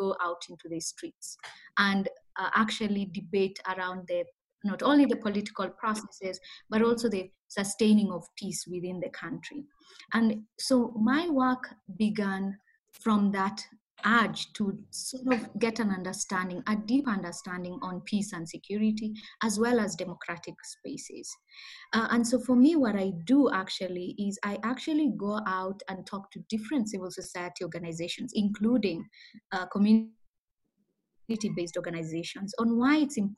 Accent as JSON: {"language": "English", "town": "Kisumu", "region": "Kisumu County", "country": "Kenya", "tie": "born or raised there", "said": "So I grew up in Kenya, in a town called the Kisumu."}